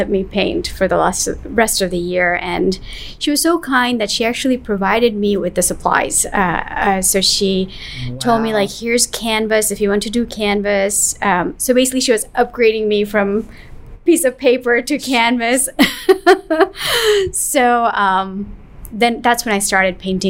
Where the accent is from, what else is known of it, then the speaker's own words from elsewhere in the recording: New York, United States; I grew up in New York